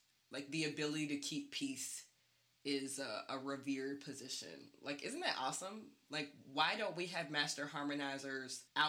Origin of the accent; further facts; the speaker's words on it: Athens, Georgia, United States; I'm from Athens, Georgia, and I went to the University of Georgia.